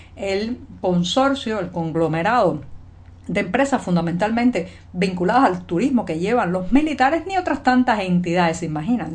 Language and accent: Spanish; Havana, La Habana, Cuba; yo nací en La Habana hace ya más de 40 años